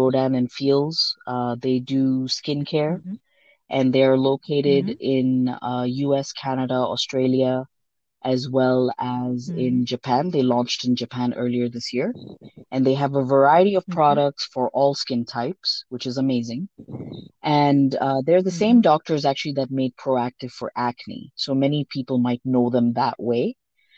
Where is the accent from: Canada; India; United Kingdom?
India; first language Sindhi; English is a second language; also born or lived in Hong Kong; now in Denver, United States; Me being Indian